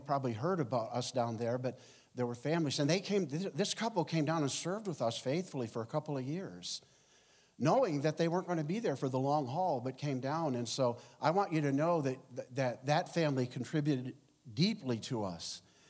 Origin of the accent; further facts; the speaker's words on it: Ogdensburg, New York, United States; moved away as an adult; also born or lived in Rochester; Quickly, I was born and raised in Ogdensburg, and then went away to college. I was a Roman Catholic. I was 10 years an altar boy at St. Mary's in Notre Dame.